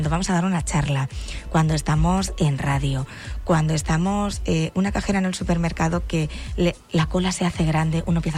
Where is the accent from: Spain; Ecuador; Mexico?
Spain; Extremadura; moved away; Yo que soy extremeña